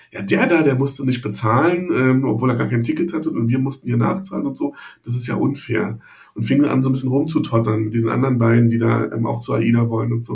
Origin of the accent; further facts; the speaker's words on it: Berlin, Germany; André und ich sind beide gebürtige Berliner ähm, und wir sind in Berlin-Friedrichshain zur Schule gegangen.